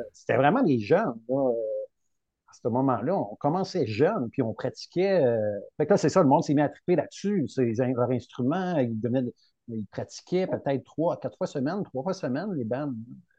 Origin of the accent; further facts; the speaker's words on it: Rimouski, Quebec, Canada; je suis natif de Rimouski